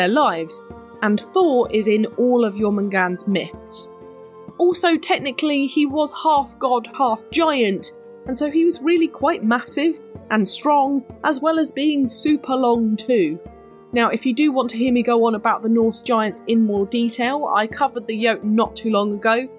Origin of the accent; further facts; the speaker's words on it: United Kingdom; I'm very British